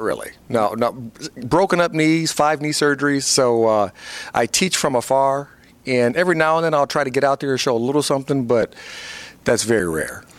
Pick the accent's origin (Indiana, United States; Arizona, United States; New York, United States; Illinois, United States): Indiana, United States; Fort Wayne; moved away as an adult; I had my own foundation uh, in my hometown in Fort Wayne, Indiana